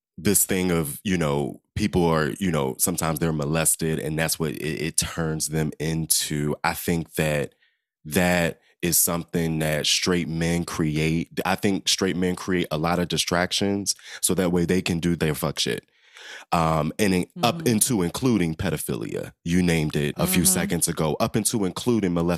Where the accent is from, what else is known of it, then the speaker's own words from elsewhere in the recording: Southern Maryland, United States; a queer little boy, little black boy, growing up in Southern Maryland.